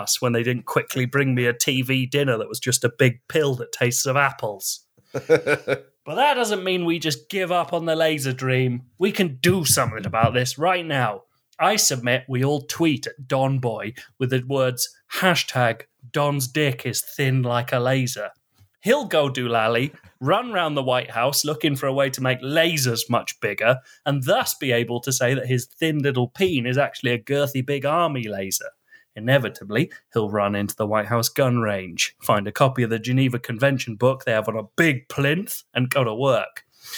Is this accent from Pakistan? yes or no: no; Kanata, Ontario, Canada; Well, I grew up in Kanata, and it was hell.